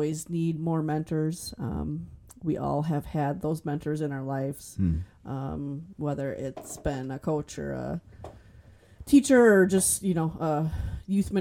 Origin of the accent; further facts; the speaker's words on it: Manawa, Wisconsin, United States; moved away as an adult; now in Manitowoc, United States; I'm originally from Manawa